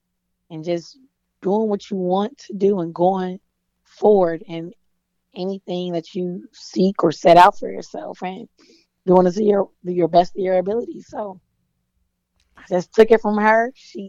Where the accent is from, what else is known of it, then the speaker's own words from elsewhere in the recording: the South, United States; Man, you know, I'm from the South, so you know I'm coming with the jokes.